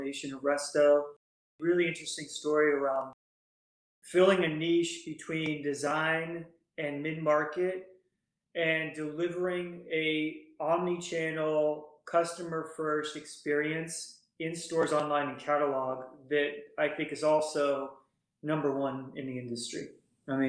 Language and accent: English; Northern California, United States; moved away as an adult; now in East Coast, United States; So born and raised in Northern California, went to school in UC, Southern California.